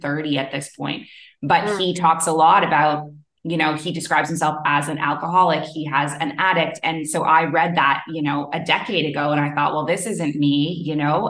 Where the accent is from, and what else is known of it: Canada; moved away as an adult; also born or lived in Middle East; now in Bali, Indonesia